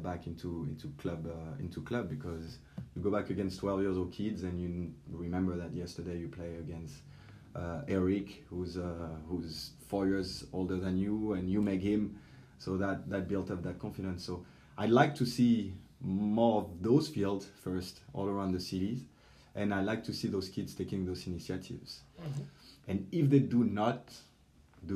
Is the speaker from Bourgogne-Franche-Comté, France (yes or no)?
no; Paris, Île-de-France, France; moved away; also born or lived in French Alps; I grew up in Paris, and then I had the chance to move around the French Alps